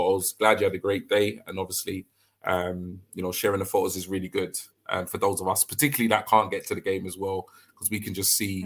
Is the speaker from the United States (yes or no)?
no; London, United Kingdom; moved away as an adult; I'm originally from London, even though I've recently moved